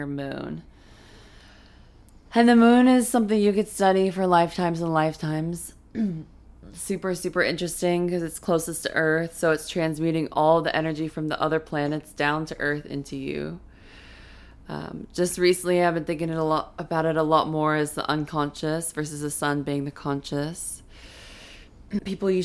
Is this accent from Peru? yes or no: no; London, United Kingdom; growing up in London too